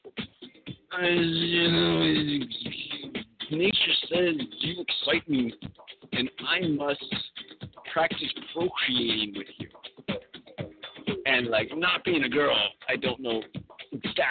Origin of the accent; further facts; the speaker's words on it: California, United States; I'm a Californian